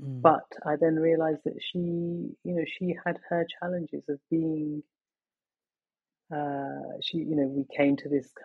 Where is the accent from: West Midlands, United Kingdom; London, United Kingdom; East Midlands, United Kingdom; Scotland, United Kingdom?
London, United Kingdom; also born or lived in Pakistan; I was born in Pakistan and my family moved to England when I was 19 months old. So this is my home. London has been my home always.